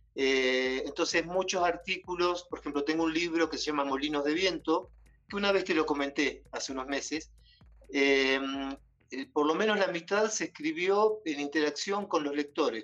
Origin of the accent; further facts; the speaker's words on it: Bordenave, Buenos Aires Province, Argentina; moved away as an adult; also born or lived in Mar del Plata, Argentina; now in Quito, Ecuador; soy de Argentina de dos lugares. De Bordenave, que es un pueblo muy chiquito, de 800 habitantes. y a los 12 años me fui a vivir a Mar del Plata y viví en Mar del Plata hasta hace cuatro meses